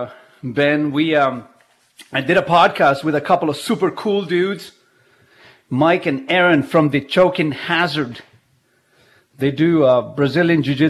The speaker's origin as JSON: {"language": "English", "country": "Chile", "tie": "born or raised there", "second_language": "English", "moved": "yes", "lives_now": "Canada", "said": "I was born in Chile, so I have Chilean heritage."}